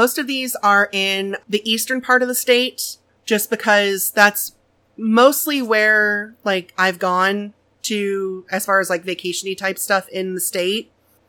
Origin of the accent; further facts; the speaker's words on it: Missouri, United States; So I am born and raised in Missouri.